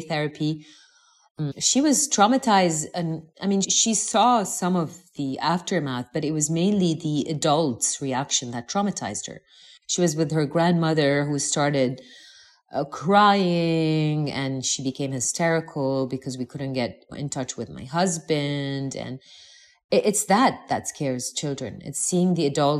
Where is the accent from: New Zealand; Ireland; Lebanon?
Lebanon; moved away as an adult; having been born and raised in the Middle East